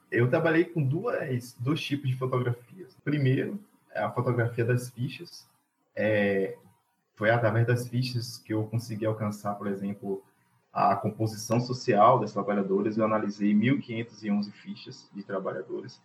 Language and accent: Portuguese; Castro Alves, Bahia, Brazil; also born or lived in Cruz das Almas / Muritiba; Eu sou do Recôncavo, nasci na cidade de Castro Alves, morei alguns anos em Cruz das Almas e também morei em Muritiba